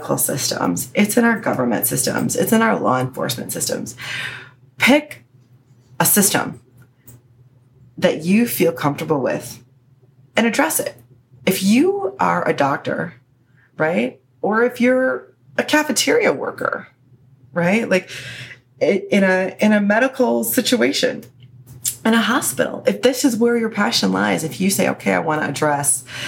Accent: Chicago, Illinois, United States; 1312 is Chicago's area code. Cause that's my hometown

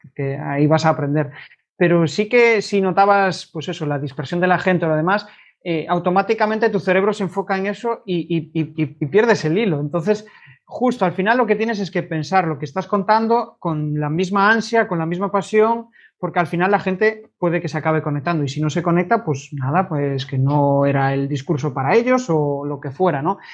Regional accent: Vigo, Galicia, Spain; yo soy de Vigo, mis clientes son todos de fuera de Vigo

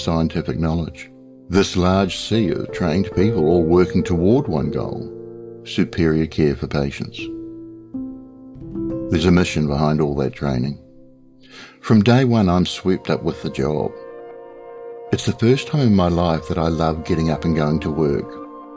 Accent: New Zealand; a large hospital system near where I grew up in New Zealand

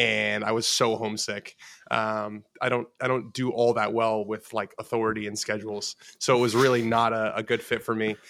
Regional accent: Los Angeles, California, United States; I grew up in Los Angeles, West Los Angeles

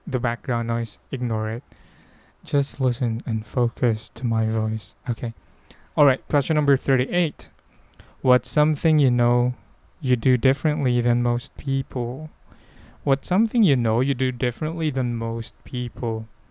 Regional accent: Philippines; I'm Filipino

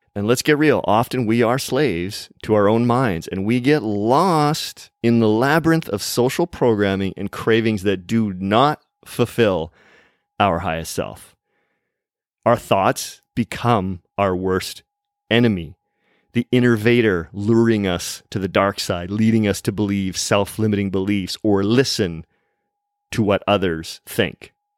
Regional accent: Vancouver, British Columbia, Canada; in my hometown city of Vancouver

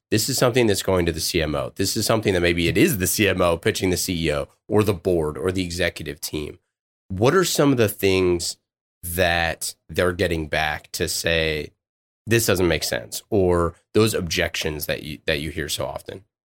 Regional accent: Oakland, California, United States; I'm from Oakland

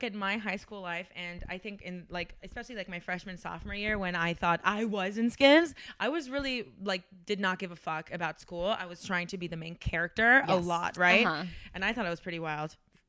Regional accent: Miami, Florida, United States; Let me tell you, I'm from Miami.

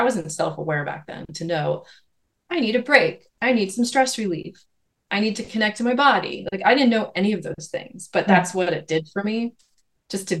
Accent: Lancaster County, Pennsylvania, United States; the little community I grew up in Lancaster County

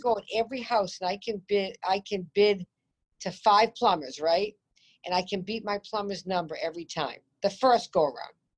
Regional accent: Peabody, Massachusetts, United States; also born or lived in Newton, Massachusetts; I came from the North Shore of Boston till I was 13. Mm. And I moved hmm. to Newton

